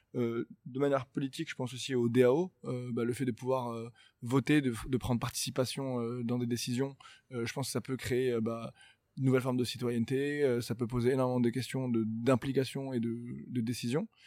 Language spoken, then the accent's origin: French; Morocco; je viens du Maroc